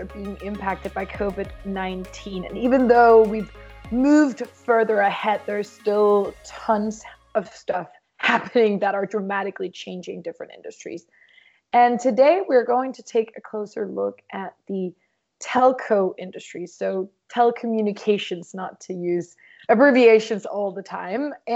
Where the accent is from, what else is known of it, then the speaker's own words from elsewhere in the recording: Denmark; I grew up in 1 little country